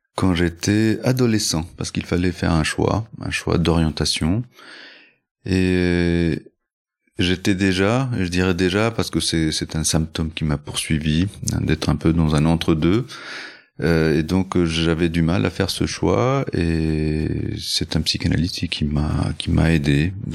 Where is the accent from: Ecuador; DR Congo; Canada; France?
Ecuador; moved away; also born or lived in Chile / Colombia; Je n'y suis pas né, mais j'y ai grandi. Je suis né au Chili.